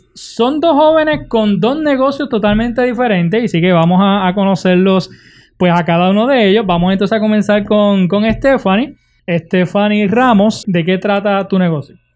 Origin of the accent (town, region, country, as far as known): Puerto Rico